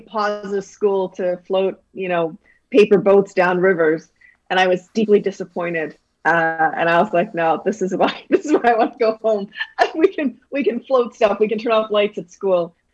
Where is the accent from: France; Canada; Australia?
Canada; Calgary, Alberta; also born or lived in Toronto; we moved back to Canada, and we actually moved to Calgary, and then grew up there for the rest of my life